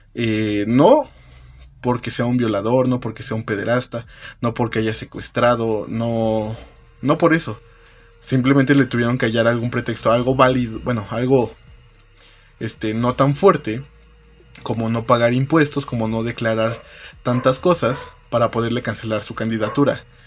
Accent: Mexico; vamos a salir de esto como país, como mexicanos

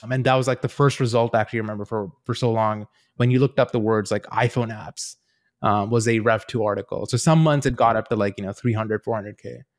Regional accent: Queenstown, Otago, New Zealand; also born or lived in India / Invercargill, New Zealand; I grew up in a very small town in New Zealand, a s, a town called Queenstown.

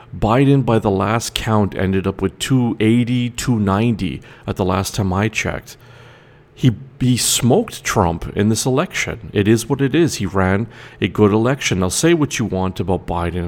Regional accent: Canada; I'm Canadian

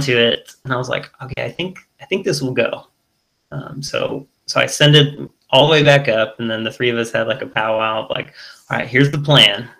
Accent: United States; I'm American

